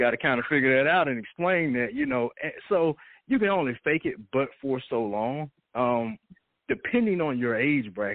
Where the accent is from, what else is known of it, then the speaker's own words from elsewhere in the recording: Atlanta, Georgia, United States; I'm originally from Atlanta, born and raised.